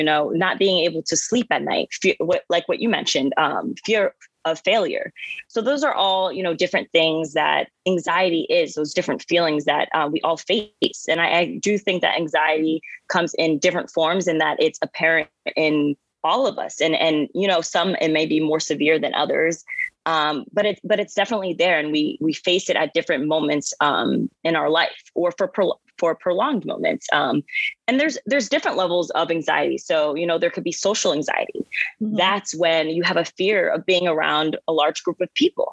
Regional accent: New Jersey, United States; now in New York City, United States; I'm from New Jersey. I am currently located in New York City

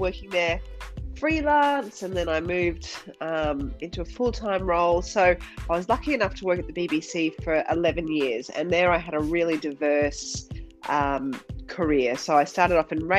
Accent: Rockhampton, Queensland, Australia; moved away as an adult; also born or lived in London; working for a year in Rockhampton, which is my hometown

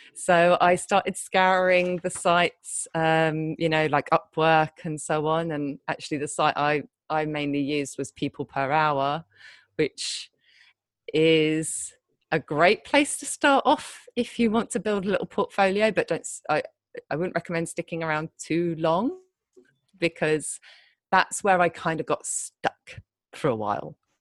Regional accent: United Kingdom; moved away as an adult; also born or lived in London; now in Thailand; I'm British

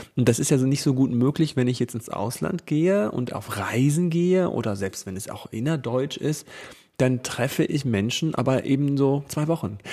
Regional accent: Hesse, Germany; Costa Rica ist so groß wie Hessen und das ist ja meine Heimat

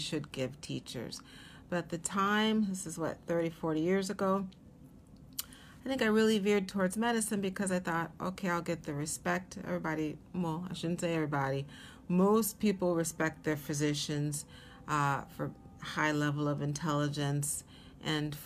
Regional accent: Seattle, Washington, United States; moved away as an adult; also born or lived in Atlanta, Georgia; now in New York, United States; I was born in Atlanta, Georgia, but my dad was from Seattle, and they moved back to Seattle when I was a little under a year old, around 9 or 10 months old. So I grew up in Seattle

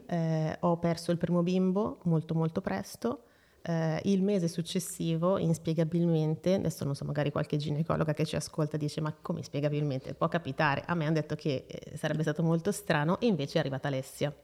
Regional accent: Seregno, Lombardy, Italy; also born or lived in Brianza; vengo da Seregno, sono nata a Seregno, eh, attualmente vivo ancora lì

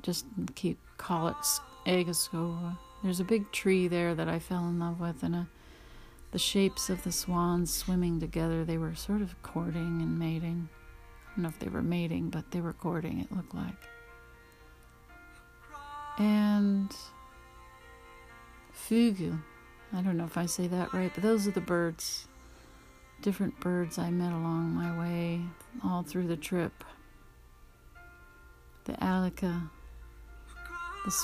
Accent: Louisiana, United States; born there; My parents were born here in California, and I was born in Louisiana on an Air Force base.

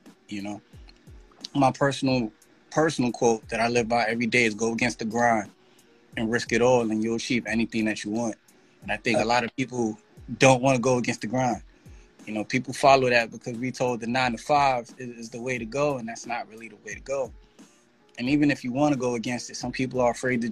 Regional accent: New York City, New York, United States; also born or lived in Texas; I come from the Bronx. I'm a New York City resident, native. Been here all my life except for 1 year when I moved to Texas

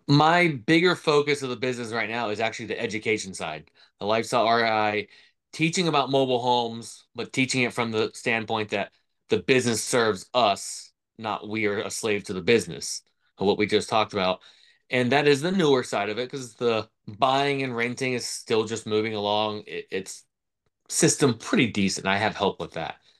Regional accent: Florida, United States; I grew up in Florida.

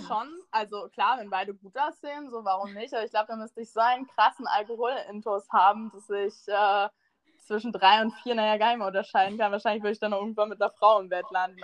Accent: Northern Germany, Germany; moved away as an adult; now in Munich, Germany; ich komme aus, äh, ja, aus dem tiefsten Norden. Ich bin halb dänisch, das heißt sehr tief im Norden. Ähm, genau, und bin dann halt quasi wegen des Studiums nach München gezogen.

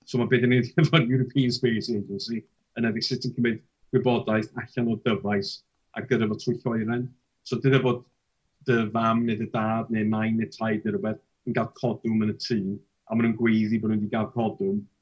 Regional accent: Wrexham, Wales, United Kingdom; so dwi'n dod o'r Exham, dwi'n byw yn

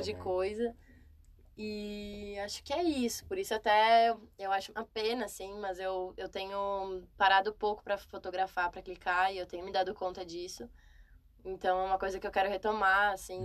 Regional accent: Rio Grande do Sul, Brazil; moved away as an adult; now in São Paulo, Brazil; sou gaúcha morando em São Paulo

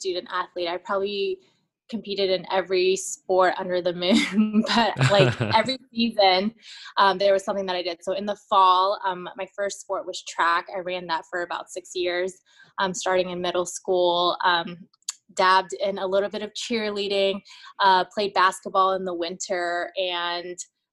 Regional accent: St. Louis, Missouri, United States; moved away as an adult; also born or lived in Oakland, California; now in Chicago, United States; raised as a Midwest girl in St. Louis

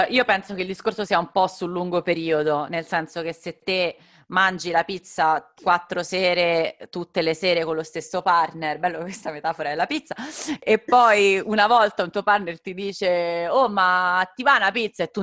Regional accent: northern Italy, Italy; sono del nord

